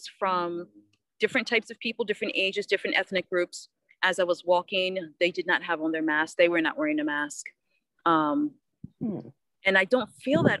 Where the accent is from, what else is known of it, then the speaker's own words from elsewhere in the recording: the North, United States; moved away; I am from the North